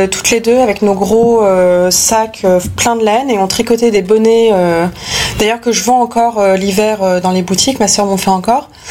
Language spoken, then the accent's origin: French; Paris, Île-de-France, France; Je viens de Paris. Je suis née à Paris en 1983, en avril 1983. Euh, j'ai grandi et passé, euh, on va dire, euh, jusqu'à maintenant 90% de ma vie à Paris.